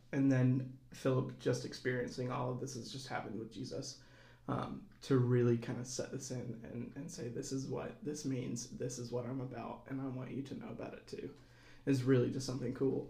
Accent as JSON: {"language": "English", "town": "Auburn", "region": "Alabama", "country": "United States", "tie": "born or raised there", "moved": "as an adult", "lives_now": "Bloomington, United States", "said": "a part time parishioner here at Holy Trinity uh, since this is my hometown as well"}